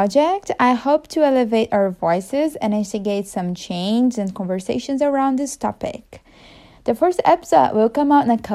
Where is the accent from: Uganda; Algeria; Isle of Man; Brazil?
Brazil; first language Portuguese; English is a second language; now in Seattle, United States; I grew up in a small town in Brazil